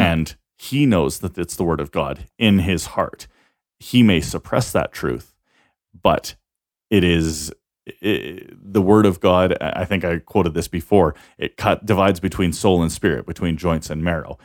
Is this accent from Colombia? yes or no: no; Canada; we're Canadian